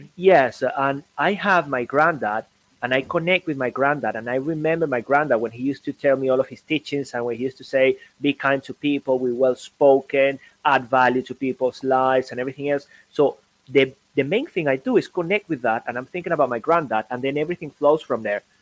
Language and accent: English; Venezuela; moved away; also born or lived in Caracas, Venezuela / Sweden; I come from Venezuela